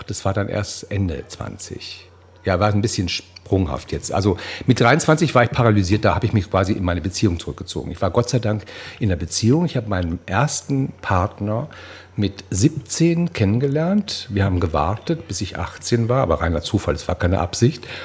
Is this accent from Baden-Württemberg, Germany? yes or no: yes; Baden-Württemberg, Germany; born there; Und sie wollen wissen, wo ich denn herkomme und wo ich geboren bin. Da sage ich, I'm born in the Black Forest.